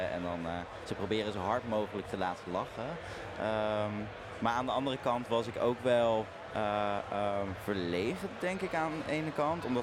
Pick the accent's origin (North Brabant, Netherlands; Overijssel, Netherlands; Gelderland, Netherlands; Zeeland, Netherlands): Zeeland, Netherlands; Eh, in Zeeland, ja. Ik moet zeggen, kijk, het was natuurlijk een, een christelijk dorp.